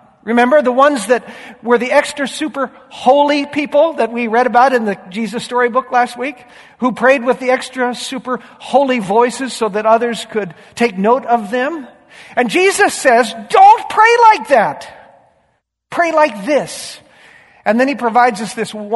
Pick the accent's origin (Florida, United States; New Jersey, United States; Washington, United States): Washington, United States; Yakima; I grew up in Yakima, on a wonderful little 3-acre alfalfa ranch